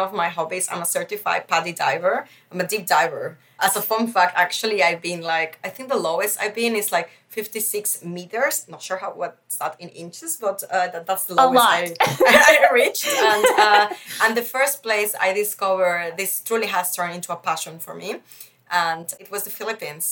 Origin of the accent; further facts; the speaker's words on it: Mexico; also born or lived in Netherlands / Beijing, China; now in Berlin, Germany; I have been grown up in a Mexican society, but still I am from the Netherlands